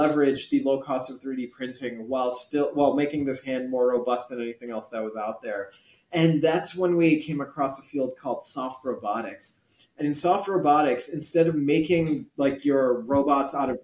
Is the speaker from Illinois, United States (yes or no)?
yes; Chicago suburbs, Illinois, United States; I was born in the Chicago suburbs, but my parents are from Pakistan